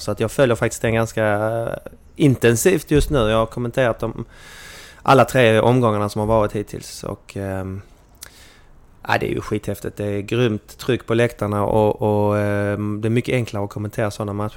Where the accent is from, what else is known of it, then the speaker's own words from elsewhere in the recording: Malmö, Skåne, Sweden; hallå hallå från arbetarstaden Malmö